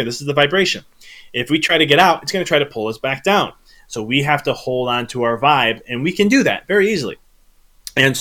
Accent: Chicago, Illinois, United States; moved away; I was originally from Chicago

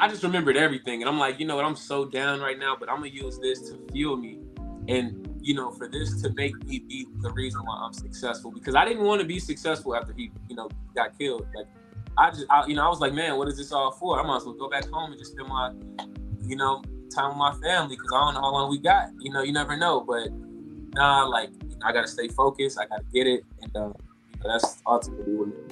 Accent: Chicago, Illinois, United States; moved away as an adult; now in Los Angeles, United States; I'm from Chicago, Illinois. Um, I just came out to LA about like two and a half years ago

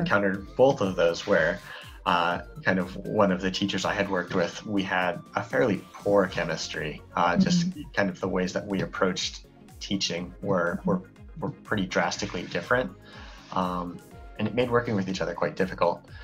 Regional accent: Colorado, United States; moved away as an adult; now in Hokkaido, Japan; growing up in Colorado, where there's a very large population of native mm. Spanish speakers

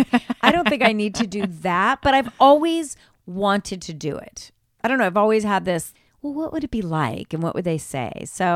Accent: Ireland; First of all, I am Irish. I am Irish. So when this popped up, I thought, well, what better medium for me to start with?

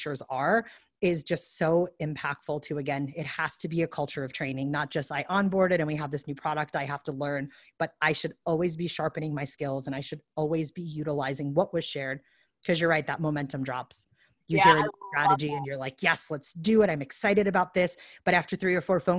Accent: New York, United States; I'm from New York

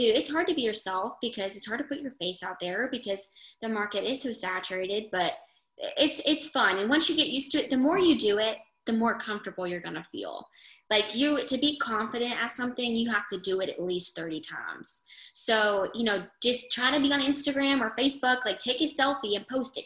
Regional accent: United States; I'm from New York

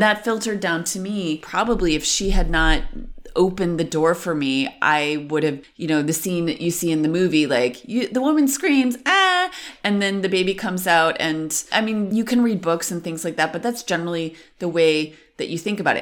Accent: Western New York, United States; moved away as an adult; now in Berlin, Germany; I'm from Western New York. Fun fact about where I'm from one of the things the teenagers used to do was go scum jumping.

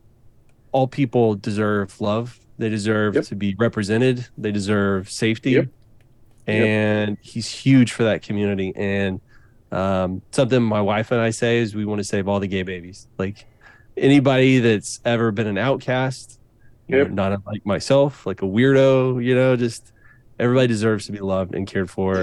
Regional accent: Waco, Texas, United States; I grew up in Waco, Texas.

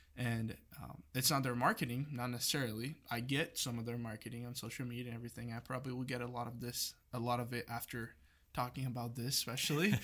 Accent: Brazil; moved away as an adult; now in United States; I'm not from here, I'm from Brazil

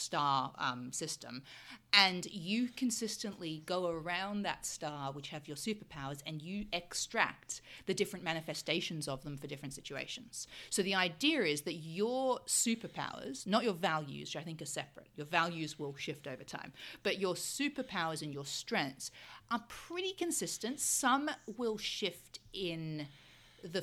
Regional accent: Australia; moved away; also born or lived in United Kingdom; I'm from Australia originally

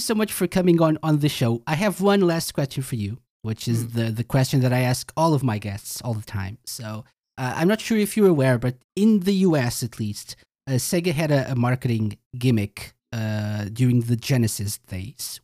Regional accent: Portugal; I'm from Portugal

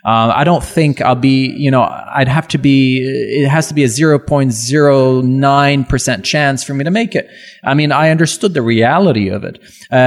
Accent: Laval, Quebec, Canada; first language French; English is a second language; also born or lived in Montreal / Burbank, United States; now in Toronto, Canada; I'm from Laval. Okay. My first language is French.

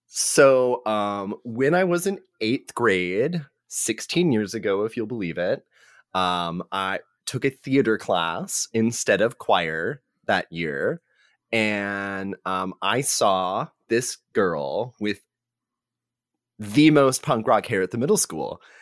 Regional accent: North Texas, United States; now in Austin, United States; I am from North Texas

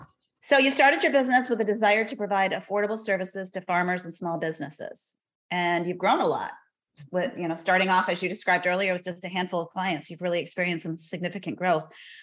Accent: Cuba City, Wisconsin, United States; moved away as an adult; I grew up in Cuba City, Wisconsin. So opposite end of the state down south, almost to the Iowa border.

